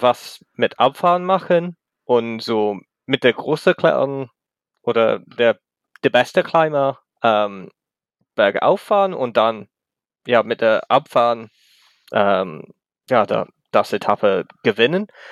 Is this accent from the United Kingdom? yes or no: yes; England, United Kingdom; German is a second language; ich komme aus England ähm, oder Großbritannien, wie es heißt